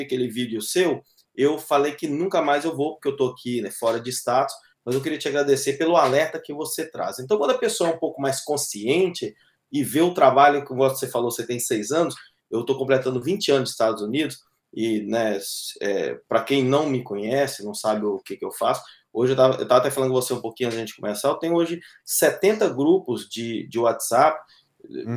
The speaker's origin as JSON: {"language": "Portuguese", "country": "Brazil", "moved": "yes", "lives_now": "Boston, United States", "said": "sou brasileiro, amo o Brasil"}